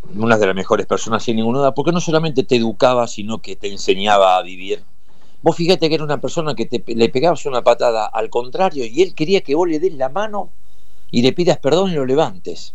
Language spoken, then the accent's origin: Spanish; Argentina; Yo viví en Bransen 17-37 desde los nueve meses